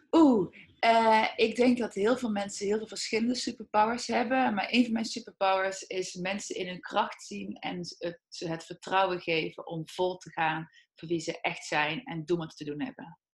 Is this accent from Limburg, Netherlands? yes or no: yes; Heythuysen, Limburg, Netherlands; Heidhuizen, Midden-Limburg.